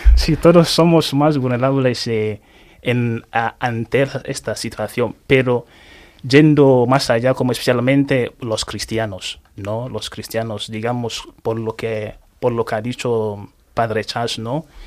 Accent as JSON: {"language": "Spanish", "region": "Anambra", "country": "Nigeria", "tie": "born or raised there", "second_language": "Spanish", "moved": "yes", "lives_now": "Spain", "said": "yo me nací en un pueblo que se llama Henry que es reino de Henry que está localizado en el estado de Anambra en, el sureste, en este de Nigeria"}